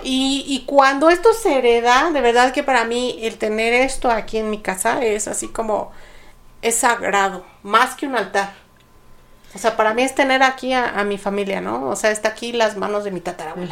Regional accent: Mexico; como cultura mexicana

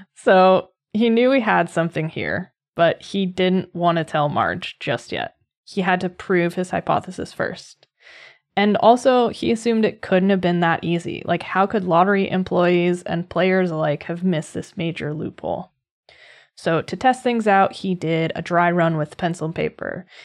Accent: Massachusetts, United States; moved away; right around where I grew up in Massachusetts

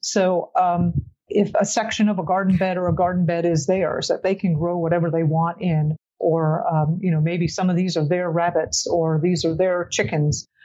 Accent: South Florida, United States; I grew up in Florida

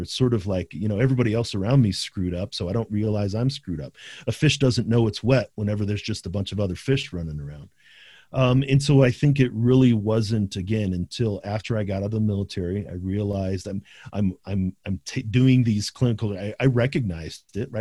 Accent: St. Louis, Missouri, United States; also born or lived in South County, St. Louis; we grew up in Saint Louis. We grew up in, in, in central Saint Louis, but then moved to South County.

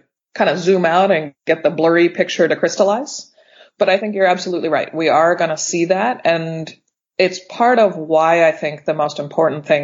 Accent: Pittsburgh, Pennsylvania, United States; now in California, United States; I'm from Pittsburgh, it's my hometown

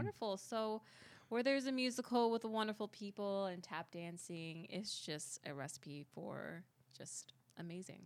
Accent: New York, United States; I'm from New York

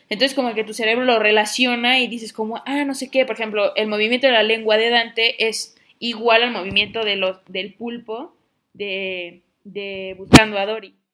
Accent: Mexico; pero también de cómo como nosotros mexicanos culturalmente vimos, vemos la muerte

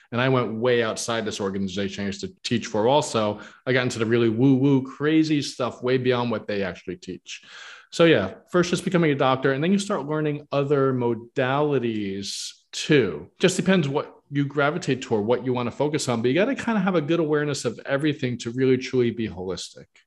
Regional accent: New York, United States; where I grew up in New York

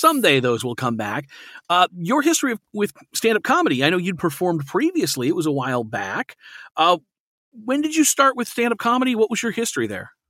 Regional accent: Alaska, United States; I grew up in Alaska

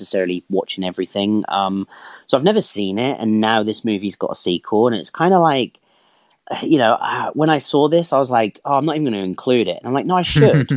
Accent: Ireland; being Irish

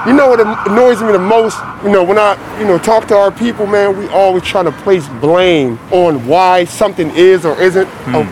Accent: Philadelphia, Pennsylvania, United States; I grew up in South Philly, you know, in the, in, in the 80s

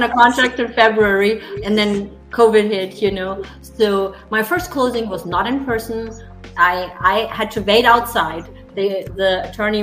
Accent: Germany; English is a second language; moved away as an adult; also born or lived in Texas, United States; now in Greenville, United States; I'm sure you hear my accent. So I'm German

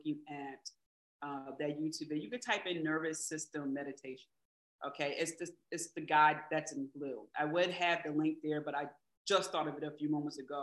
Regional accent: Philadelphia, Pennsylvania, United States; I'm from Philly, so we say Jimmy, you know, say sprinkles.

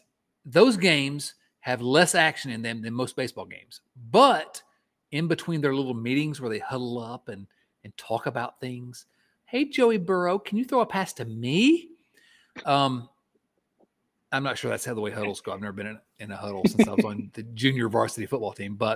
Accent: Eastern Kentucky border, United States; now in Richmond, Virginia, United States; Nate and I grew up on the Eastern Kentucky border

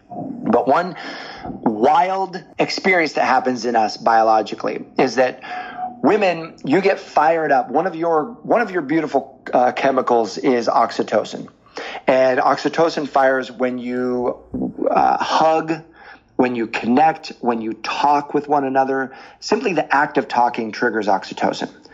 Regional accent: the Northwest, Pacific Northwest, United States; I was from the Northwest

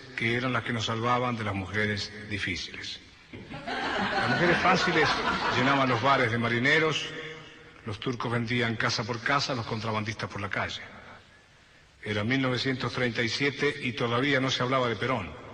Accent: Berisso, Buenos Aires Province, Argentina; Berizo, que era mi pueblo

